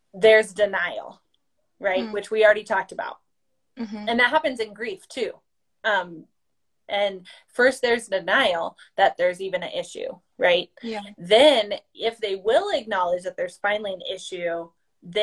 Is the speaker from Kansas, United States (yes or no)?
no; Iowa, United States; I'm originally from Iowa, born and raised on a farm